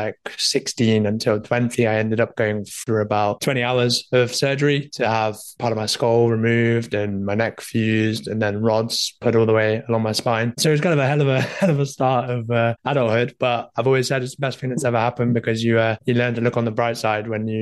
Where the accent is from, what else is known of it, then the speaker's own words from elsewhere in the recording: Leeds, Yorkshire and the Humber, United Kingdom; I'm from the sunny old UK, north of England, coming in from Leeds